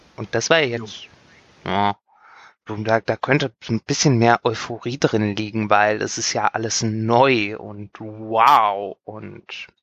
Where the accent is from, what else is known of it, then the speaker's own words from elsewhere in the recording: western Germany, Germany; ich bin im Westen Deutschlands aufgewachsen